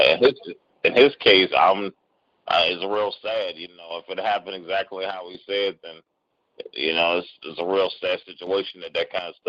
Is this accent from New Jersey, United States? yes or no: no; Cleveland, Ohio, United States; also born or lived in Washington, D.C.; I was born in D.C. I was brought up in Cleveland, though, and when I moved to Cleveland, the area that I was in was, you know, predominantly a white area that didn't like black people.